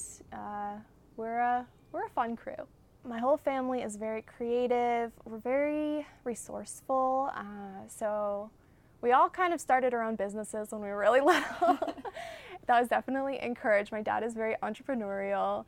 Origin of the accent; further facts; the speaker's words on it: West Virginia, United States; I'm from West Virginia. I've lived there pretty much my whole life